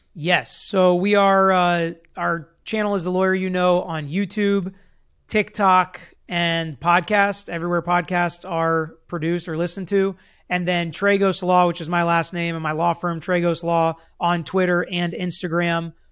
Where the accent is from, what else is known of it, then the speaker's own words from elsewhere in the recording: Florida, United States; here in my home state where so much crazy stuff happens.